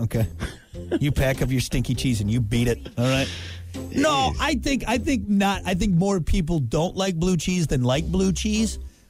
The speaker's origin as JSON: {"language": "English", "country": "United States", "said": "I'm American."}